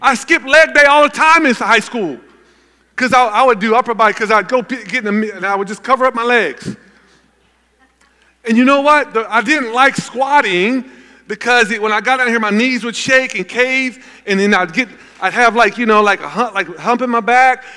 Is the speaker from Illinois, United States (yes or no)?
no; Gallatin, Tennessee, United States; I grew up in Gallatin, Tennessee